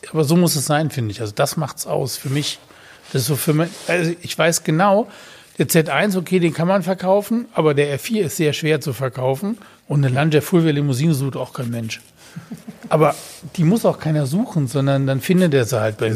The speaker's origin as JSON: {"language": "German", "town": "Betzdorf", "region": "Rhineland-Palatinate", "country": "Germany", "tie": "born or raised there", "said": "Also gut, als ich Kind war, ähm, bin ich aufgewachsen in Betzdorf, ähm, Betzdorf im Siegerland oder am Rande"}